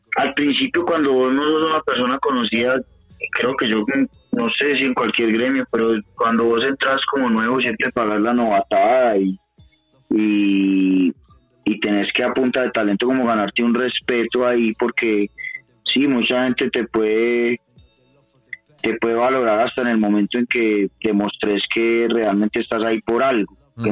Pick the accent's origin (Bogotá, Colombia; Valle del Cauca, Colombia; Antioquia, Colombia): Antioquia, Colombia; Medellín; now in Bogotá, Colombia; desde acá, desde Bogotá, pero soy oriundo de Medallo, de Medellín. Eh, estoy en ese momento radicado en Bogotá